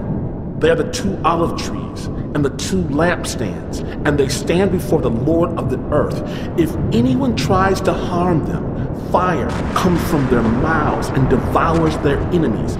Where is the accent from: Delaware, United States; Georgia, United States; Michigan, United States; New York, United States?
Michigan, United States; a teenager growing up in Michigan in the middle of nowhere like myself